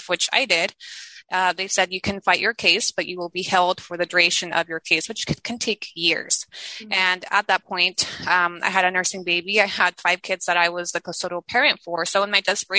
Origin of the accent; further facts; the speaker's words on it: United States; first language Spanish; English is a second language; moved away as an adult; now in Mexico; my parents took us to the States when I was about 4 or 5, and I spent my entire life in the States